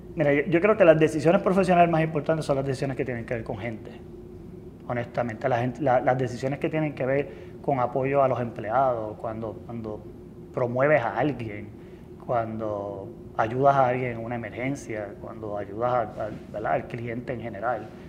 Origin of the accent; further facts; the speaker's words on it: Lares, Puerto Rico; me crié en, Lares